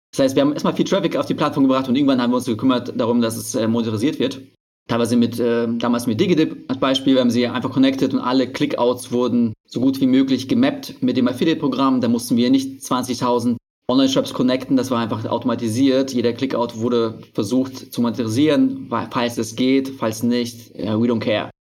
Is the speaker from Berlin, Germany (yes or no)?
yes; Berlin, Germany; ich komme aus Berlin